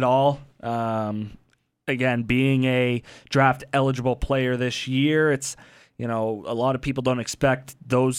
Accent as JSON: {"language": "English", "town": "Brantford", "region": "Ontario", "country": "Canada", "said": "I'm from Brantford."}